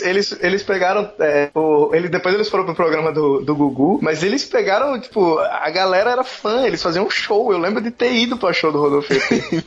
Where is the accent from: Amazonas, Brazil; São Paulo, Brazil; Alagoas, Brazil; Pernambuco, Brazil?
Alagoas, Brazil; Maceió; now in Rio de Janeiro, Brazil; hoje eu moro no Rio de Janeiro, mas eu cresci aqui em Maceió